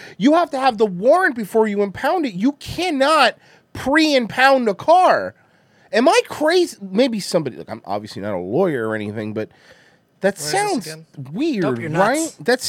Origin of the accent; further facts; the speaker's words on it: Chicago, Illinois, United States; I'm from Chicago.